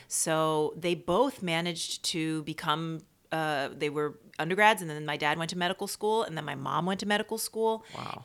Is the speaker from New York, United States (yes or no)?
yes; New York City, New York, United States; also born or lived in Baltimore; I grew up in Queens.